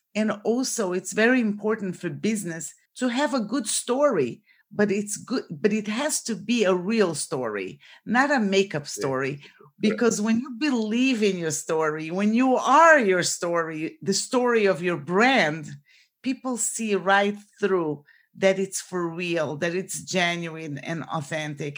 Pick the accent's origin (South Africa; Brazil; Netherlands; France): Brazil; moved away as an adult; now in Florida, United States; So I was born in Brazil and I came to the United States for college.